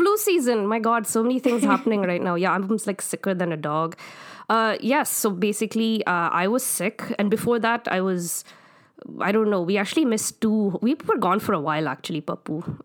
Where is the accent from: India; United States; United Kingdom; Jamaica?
India; moved away as an adult; now in Canada; not that it makes me any less Indian